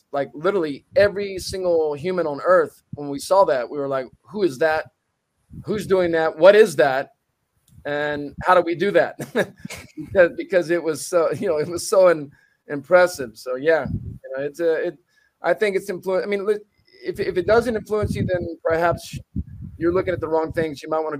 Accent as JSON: {"language": "English", "town": "Dallas", "region": "Texas", "country": "United States", "said": "originally I'm from Dallas, Texas."}